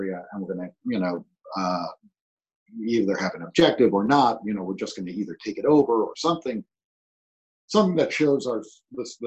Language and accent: English; New York City, New York, United States; moved away; I grew up in New York City in the 70s